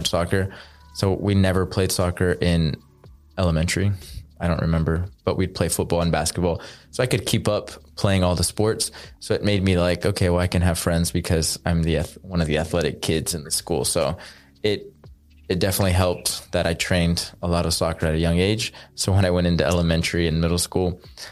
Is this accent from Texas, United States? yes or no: yes; Cedar Park, Texas, United States; also born or lived in Austin, Texas; my parents lived in Cedar Park, Texas. So that's where I grew up